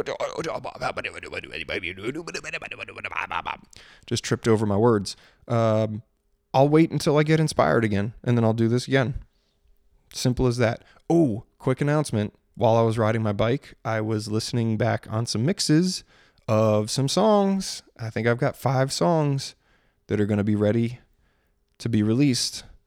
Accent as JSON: {"language": "English", "region": "Maryland", "country": "United States", "tie": "born or raised there", "said": "growing up in Maryland"}